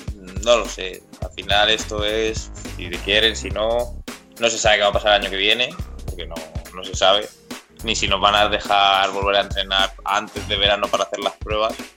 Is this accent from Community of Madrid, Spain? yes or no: yes; Getafe, Community of Madrid, Spain; soy de Getafe, empecé jugando aquí en el antiguo Getafe Beta